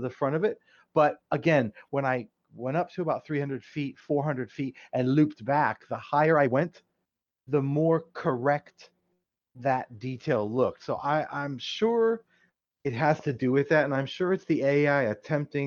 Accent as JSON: {"language": "English", "area": "near Cleveland", "region": "Ohio", "country": "United States", "tie": "born or raised there", "moved": "yes", "lives_now": "South Florida, United States", "said": "It's near Cleveland. It's about 30 miles south of Cleveland"}